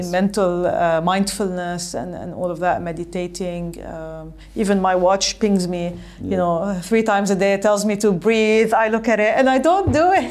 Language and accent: English; Lebanon; I grew up in Lebanon